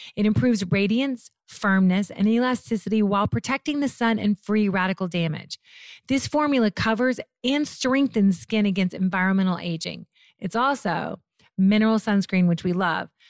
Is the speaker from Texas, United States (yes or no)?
no; Murray, Kentucky, United States; moved away; also born or lived in Memphis, Tennessee / Mayfield, Kentucky; Born in Memphis, raised in Mayfield, Murray, Kentucky.